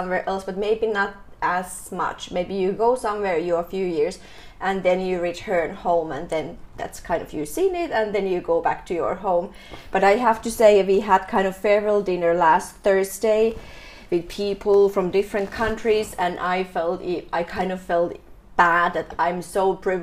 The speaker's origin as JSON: {"language": "English", "country": "Finland", "moved": "as an adult", "lives_now": "Ho Chi Minh City, Vietnam", "said": "I'm from Finland."}